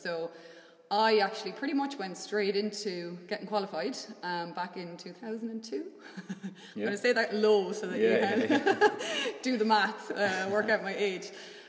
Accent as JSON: {"language": "English", "region": "Westmeath", "country": "Ireland", "moved": "as an adult", "lives_now": "Swinford, Ireland", "said": "So I suppose I'm originally from Westmeath. Like anyone else, I'm sure in Ireland, grew up with a sporting background."}